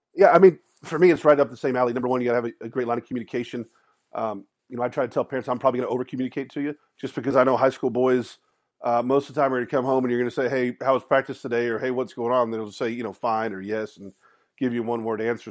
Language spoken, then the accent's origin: English; Austin, Texas, United States; growing up in Austin